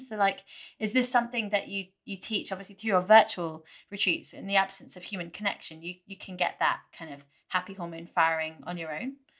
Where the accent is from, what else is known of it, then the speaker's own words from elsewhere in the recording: United Kingdom; being British